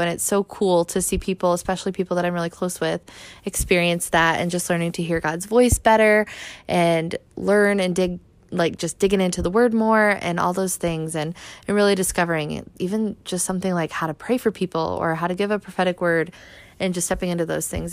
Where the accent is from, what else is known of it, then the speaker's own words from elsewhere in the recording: Michigan, United States; I'm originally from Michigan